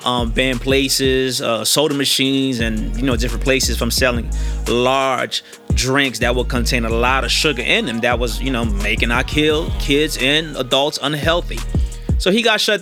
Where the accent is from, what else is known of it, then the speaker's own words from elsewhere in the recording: New York City, New York, United States; I'm from New York City, Queens, South Jamaica, Queens.